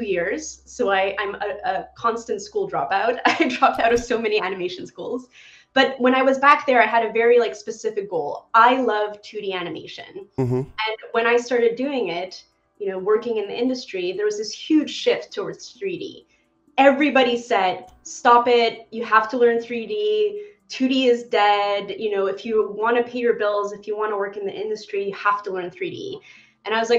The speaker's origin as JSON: {"language": "English", "town": "Montreal", "region": "Quebec", "country": "Canada", "tie": "born or raised there", "said": "I grew up in Montreal, Canada"}